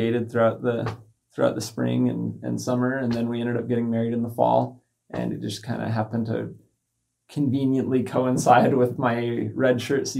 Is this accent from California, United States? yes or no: no; Kaysville, Utah, United States; I'm from Kaysville